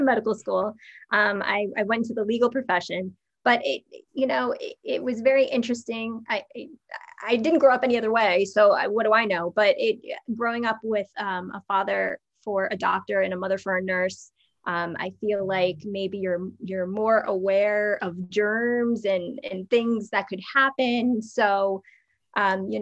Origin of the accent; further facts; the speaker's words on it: New Jersey, United States; growing up in the New York, New Jersey area, we're taught from a very early age